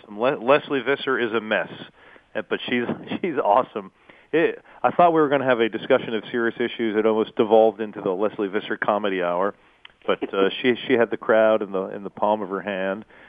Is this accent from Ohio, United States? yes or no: no; Massachusetts, United States; I started in the business as a 15-year-old high school junior in my hometown in Massachusetts